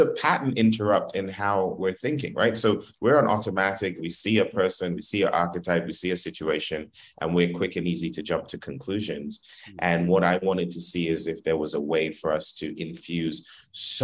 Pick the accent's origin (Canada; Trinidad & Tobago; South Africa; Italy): Trinidad & Tobago; also born or lived in Philadelphia; now in United States; I'm not actually from America. I'm from the Caribbean, but I've been a citizen pretty recently, and I've been a resident